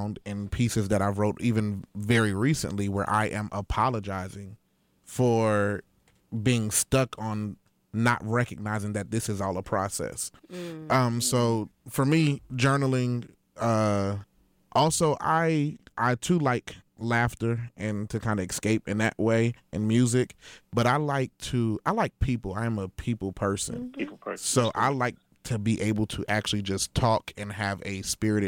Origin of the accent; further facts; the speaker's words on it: Passaic, New Jersey, United States; I'm from Passaic